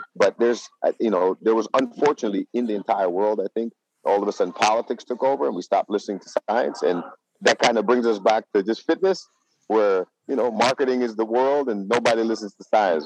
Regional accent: Netherlands; now in Las Vegas, United States; I'm from the Netherlands, so I follow the news in the Netherlands.

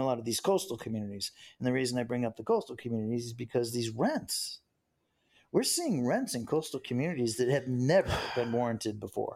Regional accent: United States; being an American and everything, you know, and growing up here in the United States

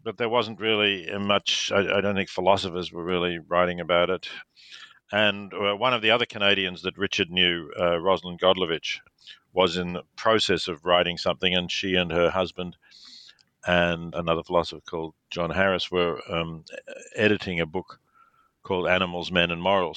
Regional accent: Melbourne, Victoria, Australia; I was born in Melbourne, Australia

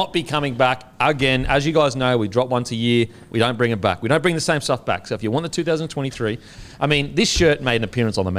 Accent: Australia; I'm Aussie.

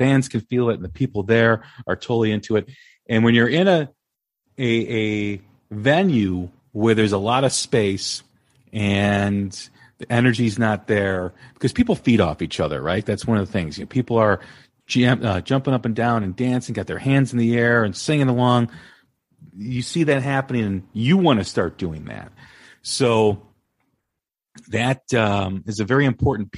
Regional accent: Des Plaines, Illinois, United States; I grew up in Des Plaines

